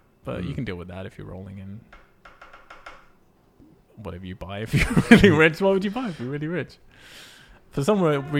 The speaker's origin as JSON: {"language": "English", "town": "Montreal", "region": "Quebec", "country": "Canada", "said": "Well, we come from Canada. We hail from Canada, but we did Austin."}